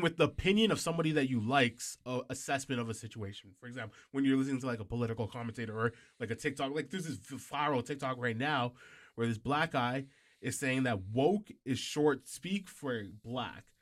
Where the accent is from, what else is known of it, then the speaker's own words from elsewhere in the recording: Canada; we're Canadian, we're not even American